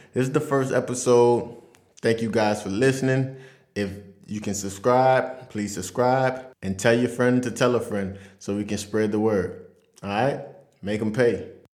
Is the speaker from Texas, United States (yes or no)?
no; Louisiana, United States; moved away as an adult; now in France; I'm from Vassar, Louisiana. It's a small country town right outside of New Orleans, about forty minutes away.